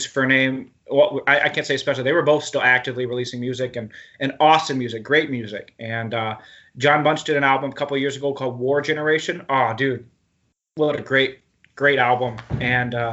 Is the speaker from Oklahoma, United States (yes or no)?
yes; Oklahoma, United States; I grew up in Oklahoma